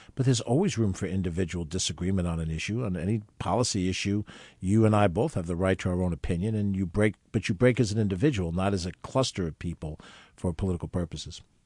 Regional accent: Westchester County, New York, United States; I was from Westchester

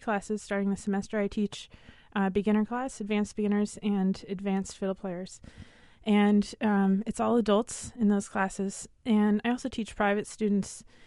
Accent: Alaska, United States; I'm from Alaska, and my heritage is mostly German on my dad's side

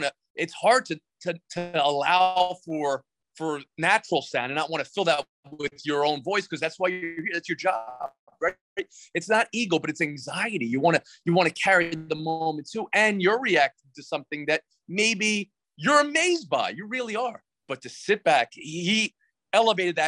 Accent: New York, United States; growing up in New York

